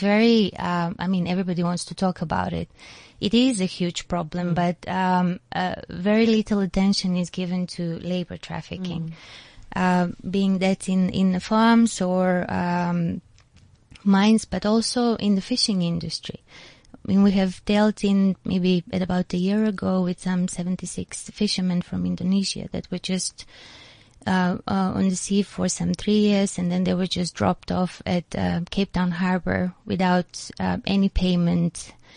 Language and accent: English; North Macedonia; now in South Africa; I'm from Macedonia